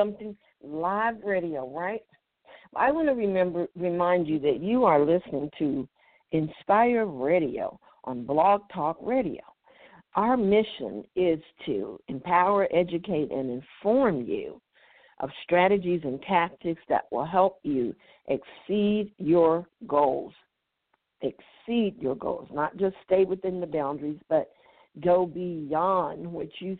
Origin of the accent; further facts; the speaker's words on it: United States; to be born an African American.